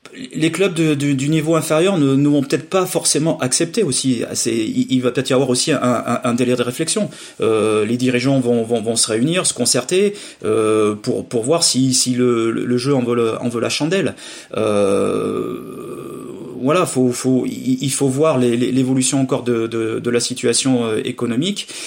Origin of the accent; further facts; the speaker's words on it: Limousin, Nouvelle-Aquitaine, France; chez nous en Limousin